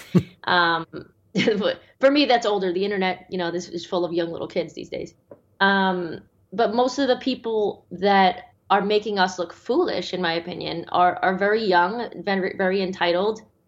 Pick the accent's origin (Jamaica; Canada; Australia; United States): Australia; my home country of Australia